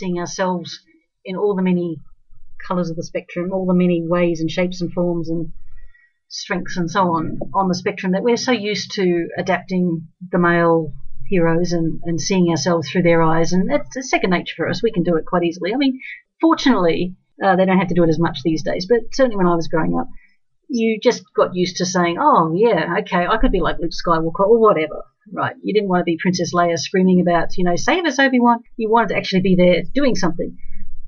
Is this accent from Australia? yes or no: yes; Australia; also born or lived in New Zealand; I'm from Australia